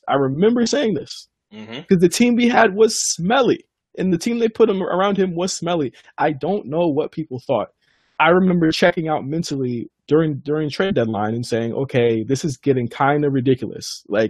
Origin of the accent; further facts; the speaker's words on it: Norfolk, Virginia, United States; now in Los Angeles, United States; I'm from Virginia.